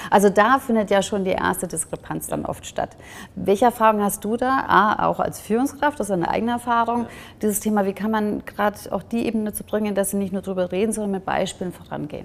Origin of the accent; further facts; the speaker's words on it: Germany; Ich bin ja zwar in Deutschland geboren, aber auch mit der ungarischen und deutschen Kultur aufgewachsen